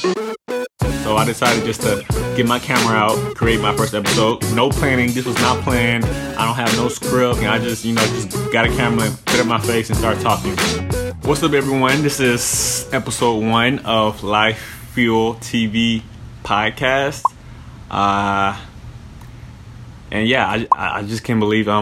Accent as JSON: {"language": "English", "town": "Houston", "region": "Texas", "country": "United States", "moved": "yes", "lives_now": "Phoenix, United States", "said": "I'm from Houston. I'm 25 years old. Right now I live in Phoenix, Arizona"}